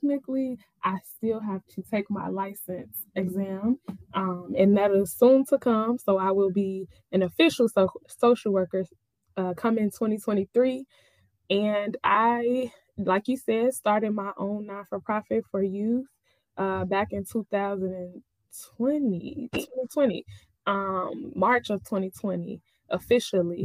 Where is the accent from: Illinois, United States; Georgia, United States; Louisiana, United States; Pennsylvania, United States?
Illinois, United States; Summit; I am from Summit, Illinois.